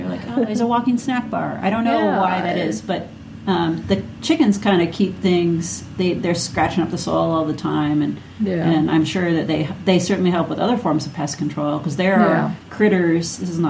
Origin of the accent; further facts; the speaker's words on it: Minnesota, United States; accent: Minnesota; If you say it funny, just say it's my accent. That is a Minnesota accent.